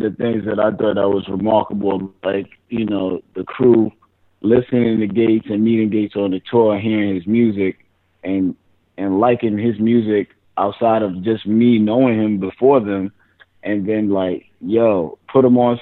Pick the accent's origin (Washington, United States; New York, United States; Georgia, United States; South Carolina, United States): New York, United States; New York City; also born or lived in Manhattan; I'm from Brooklyn, but I went to high school in Manhattan